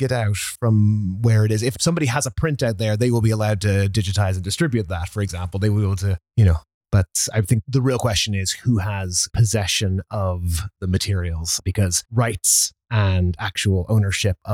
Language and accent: English; Ireland; now in New York, United States; I am an Irish film and media preservation specialist living in New York